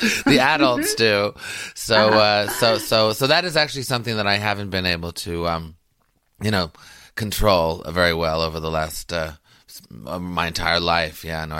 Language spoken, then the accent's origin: English; Quebec, Canada; I grew up in Canada, which still has remnants of the empire. But I was in the French section, Quebec. So they're very, they're kind of anti-British, though we were English.